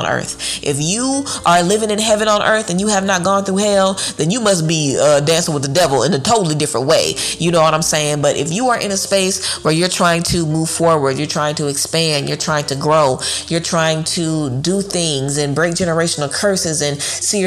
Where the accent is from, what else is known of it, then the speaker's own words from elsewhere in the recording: Louisiana, United States; I'm from Louisiana, you know, I'm familiar with walking into a place and literally being kicked out because they don't want black people at the club.